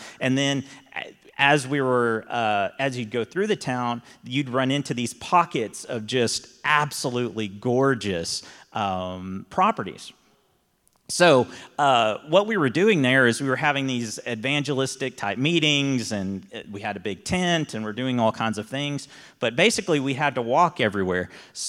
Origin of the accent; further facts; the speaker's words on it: Texas, United States; And I'm like, yeah, we're from Texas, and most of us were.